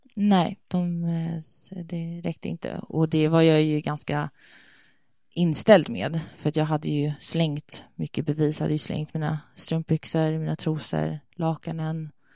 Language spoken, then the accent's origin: Swedish; Sweden; moved away as an adult; also born or lived in Denmark / Thailand; jag kan inte flytta hem till Sverige